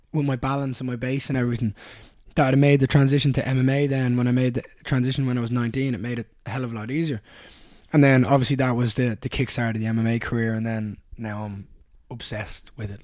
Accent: Dublin, Leinster, Ireland; I grew up in Raheny

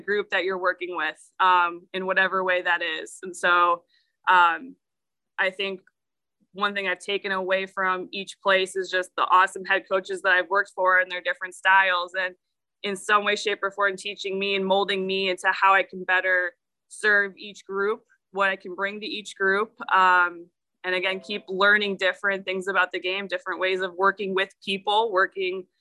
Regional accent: Chicago, Illinois, United States; also born or lived in Oakland University, Michigan; I'm from the Chicago area

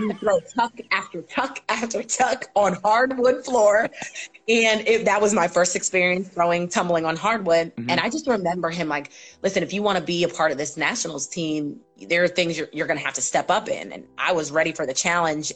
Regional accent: New Rochelle, New York, United States; I am a native New Yorker. I am born and raised in New York, New Rochelle, New York

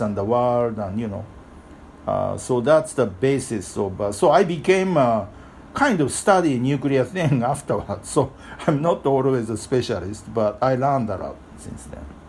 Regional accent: Japan; now in New York, United States; I was born in Japan, but I live in Japan, uh, uh live in New York for uh, many, many years

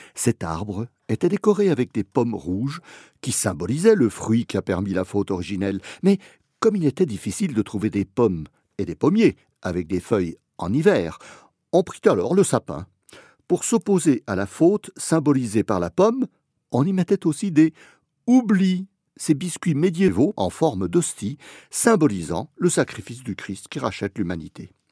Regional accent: Lorraine, Grand Est, France; also born or lived in Como, Italy; quand j'étais gosse dans mon village de Lorraine

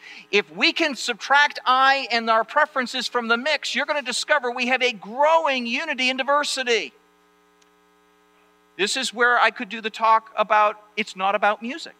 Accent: Maine, United States; moved away; I'm from Maine

